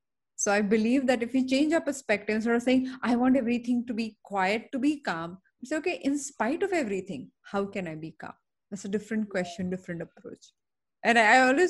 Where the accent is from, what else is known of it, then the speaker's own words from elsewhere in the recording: Mumbai, Maharashtra, India; I'm born and brought up in Bombay